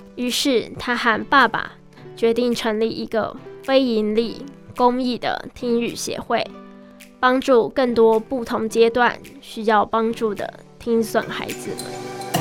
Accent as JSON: {"language": "Chinese", "country": "Taiwan", "tie": "born or raised there", "said": "十七年前我在这间医院出生了，是爸妈殷殷期盼的第一个孩子"}